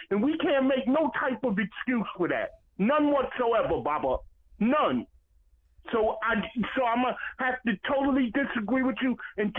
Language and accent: English; New York City, New York, United States; I grew up in Brooklyn, New York.